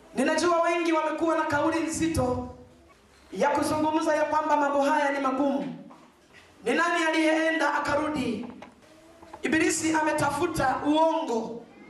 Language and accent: Swahili; Mbeya, Tanzania; nyumbani kwetu Mbeya.